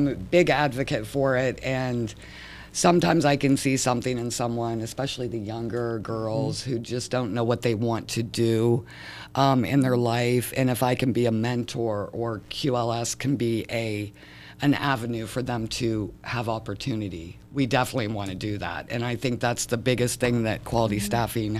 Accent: Michigan, United States; I am from Michigan. I do not like snow.

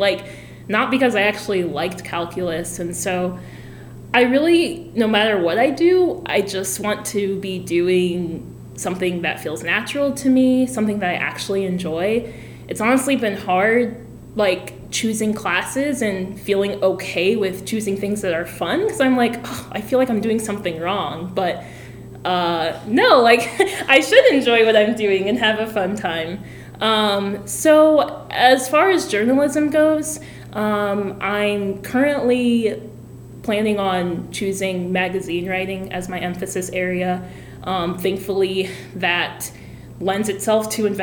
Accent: Freeport, Illinois, United States; moved away as an adult; I'm from Freeport, Illinois. We call it Pretzel City because that's our high school mascot

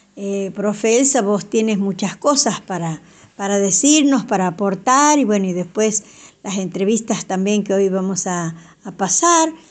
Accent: Santiago del Estero, Argentina; nuestra lengua madre, la quichua santiagueña

